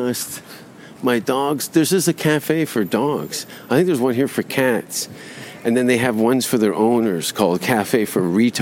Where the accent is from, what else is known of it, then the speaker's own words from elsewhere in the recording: Hamilton, Ontario, Canada; you went to my hometown. He goes, what? And I go, Hamilton